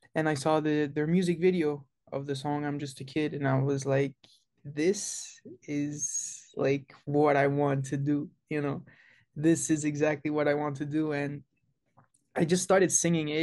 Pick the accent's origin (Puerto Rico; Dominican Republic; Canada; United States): Canada; Montreal, Quebec; I was born and raised in Montreal, Canada